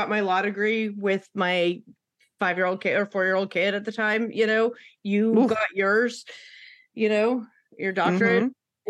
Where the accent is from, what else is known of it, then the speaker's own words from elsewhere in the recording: West Coast, United States; moved away; when I grew up out on the West Coast